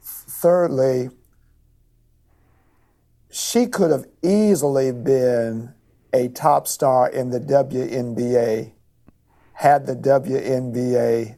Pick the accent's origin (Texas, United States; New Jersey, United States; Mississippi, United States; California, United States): Mississippi, United States; growing up in Mississippi during the time of Lucy Harris